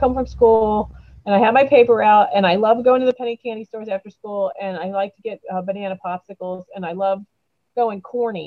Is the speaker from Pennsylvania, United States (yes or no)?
yes; Punxsutawney, Pennsylvania, United States; born or raised there; moved away